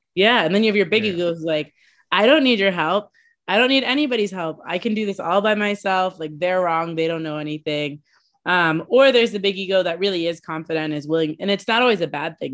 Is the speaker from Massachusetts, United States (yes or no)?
yes; Boston, Massachusetts, United States; I'm from Boston